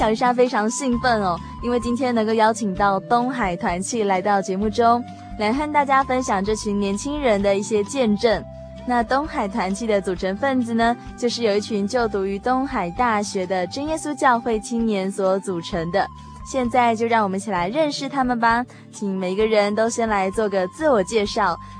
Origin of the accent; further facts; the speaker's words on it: Taiwan; 我们台湾